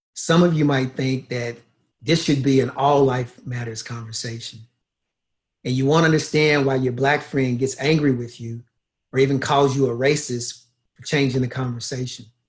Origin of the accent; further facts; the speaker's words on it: Louisville, Kentucky, United States; moved away as an adult; also born or lived in Los Angeles / Brisbane, Australia; now in Toronto, Canada; I was born in Louisville, Kentucky in 1964. I grew up in Kentucky